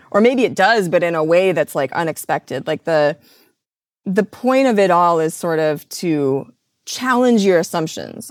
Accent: Midwest, United States; I grew up in the Midwest

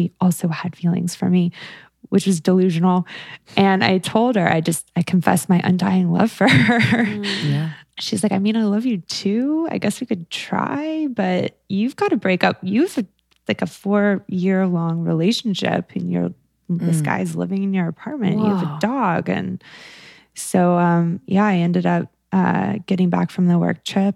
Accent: the South, United States; I come from the South and my parents are evangelical Christians.

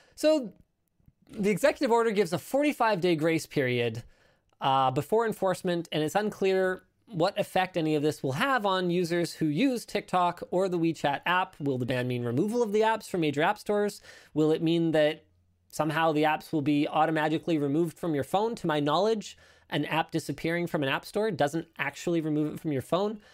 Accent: Canada; I'm Canadian

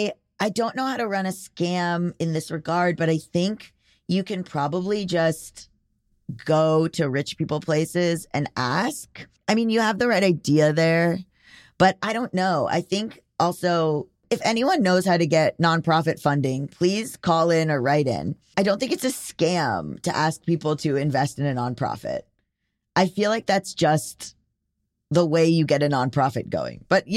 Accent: Germany; English is a second language; moved away as an adult; I'm from Germany and I lived in the US for a while, teaching German at an American college.

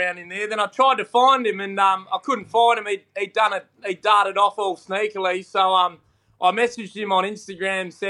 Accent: Australia; with my accent

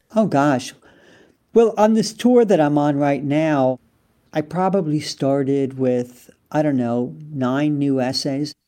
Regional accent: United States; moved away as an adult; also born or lived in France / England; I was American

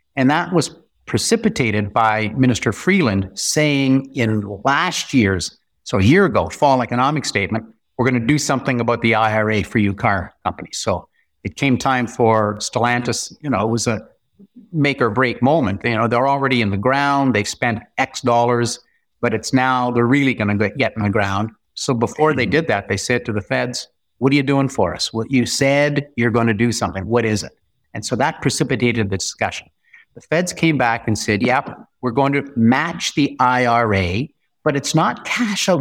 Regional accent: North Bay, Ontario, Canada; I'm from North Bay, so we have a Crown Agency that's been there for one hundred twenty years

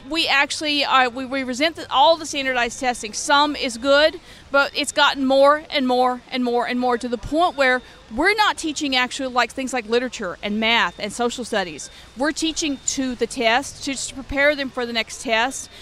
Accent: Louisiana, United States; now in Los Angeles, United States; I'm originally from Louisiana

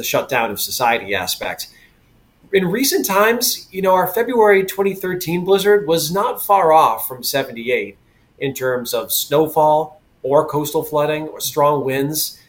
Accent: Western Massachusetts, United States; also born or lived in Connecticut; now in Boston, United States; growing up in Western Mass in Connecticut

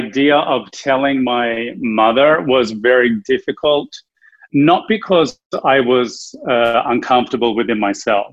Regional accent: Australia; moved away as an adult; now in Los Angeles, United States; I'm originally from Australia

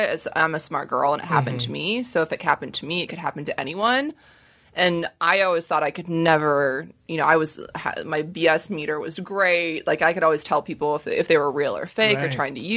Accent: Arizona, United States; I grew up in Arizona

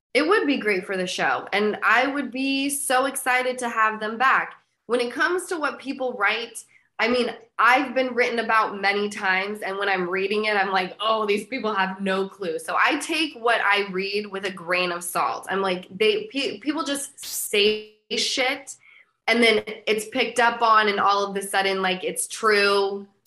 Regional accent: Utah, United States; moved away; I'm from Utah

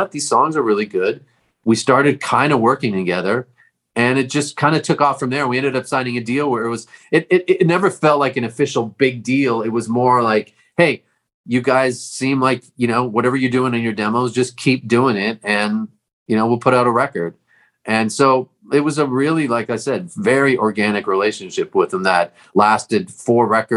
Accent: Toronto, Ontario, Canada; moved away as an adult; now in Los Angeles, United States; I was born and raised in Toronto.

